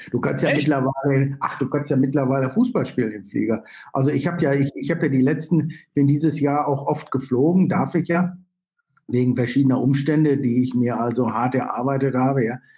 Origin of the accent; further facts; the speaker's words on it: Germany; Naja, also ehrlich gesagt bin ich, bin ich natürlich, bin ich natürlich bin ich Deutscher und das kann man ja auch gar nicht entwurzeln.